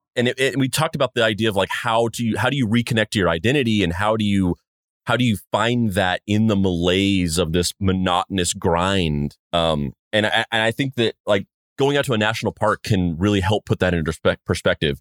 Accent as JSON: {"language": "English", "region": "New Mexico", "country": "United States", "said": "I'm from, I'm from New Mexico"}